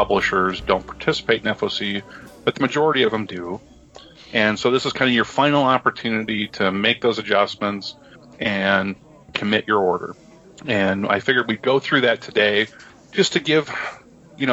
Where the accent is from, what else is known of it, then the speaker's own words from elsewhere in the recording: Midwest, United States; I'm a Midwesterner